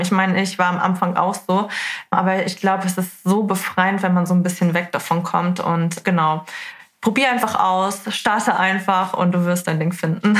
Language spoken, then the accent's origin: German; Hamburg, Germany; Ich komme aus Hamburg